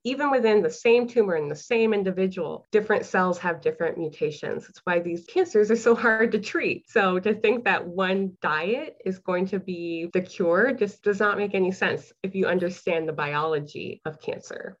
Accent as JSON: {"language": "English", "town": "Harlingen", "region": "Texas", "country": "United States", "tie": "born or raised there", "also_born_or_lived": "Ohio / Illinois", "moved": "as an adult", "said": "I am born and raised in Harlingen, Texas. So I've been a Texas girl"}